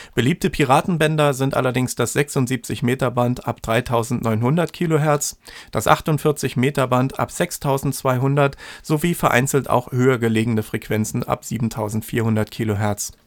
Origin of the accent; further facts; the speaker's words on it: the East, eastern Germany, Germany; bei uns im Osten